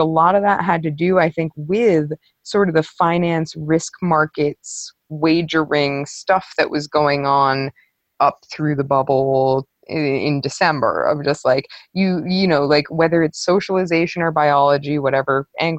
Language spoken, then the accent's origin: English; New York, United States; now in Western Canada; I grew up right outside of New York City and I am in Western Canada